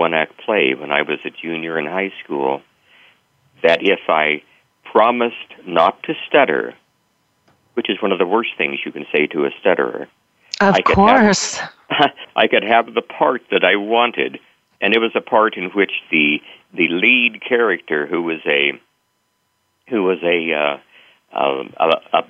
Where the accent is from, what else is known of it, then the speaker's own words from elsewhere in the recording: central Kansas, United States; my days at my two-room country school in central Kansas